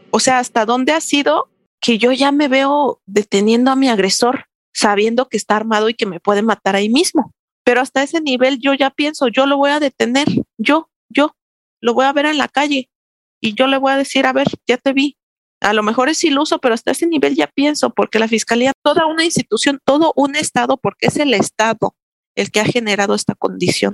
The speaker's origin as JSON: {"language": "Spanish", "town": "Santo Domingo Tonalá", "region": "Oaxaca", "country": "Mexico", "tie": "born or raised there", "said": "Mi pueblo se llama Santo Domingo Tonalá, Oaxaca."}